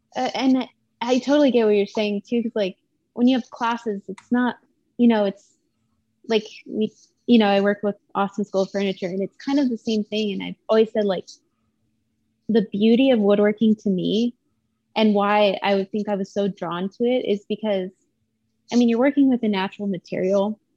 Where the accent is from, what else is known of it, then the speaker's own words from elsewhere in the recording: El Paso, Texas, United States; I grew up in El Paso, Texas